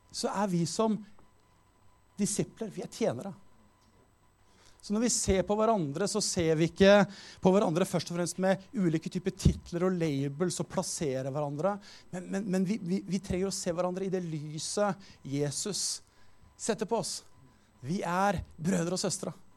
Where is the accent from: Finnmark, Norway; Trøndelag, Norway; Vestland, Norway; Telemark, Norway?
Telemark, Norway; Skien; Jeg er jo fra Skien.